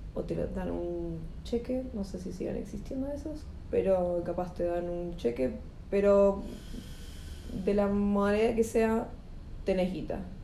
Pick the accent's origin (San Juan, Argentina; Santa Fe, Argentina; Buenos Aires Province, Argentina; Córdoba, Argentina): Buenos Aires Province, Argentina; somos de provincia de Buenos Aires